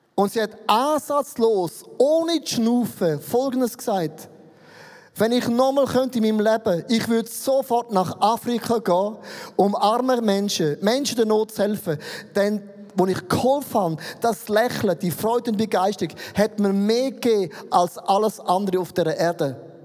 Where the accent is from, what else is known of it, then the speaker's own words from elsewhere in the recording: Switzerland; ich bin ein Schweizer